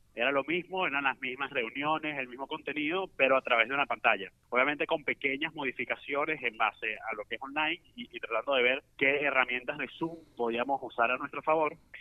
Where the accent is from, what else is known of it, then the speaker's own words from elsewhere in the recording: Venezuela; nosotros nos preparamos nueve meses como venezolanos